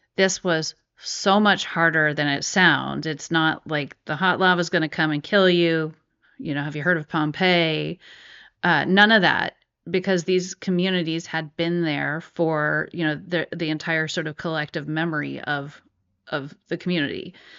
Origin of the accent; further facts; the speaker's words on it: San Francisco, California, United States; I grew up in San Francisco